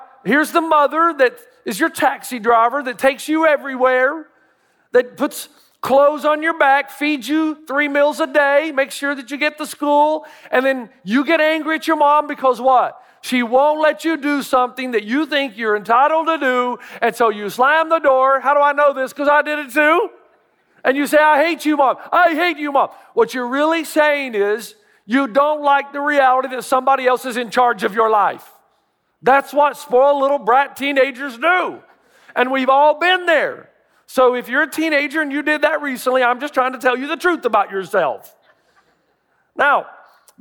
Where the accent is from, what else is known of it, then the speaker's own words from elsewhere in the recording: Tennessee, United States; I grew up in Tennessee.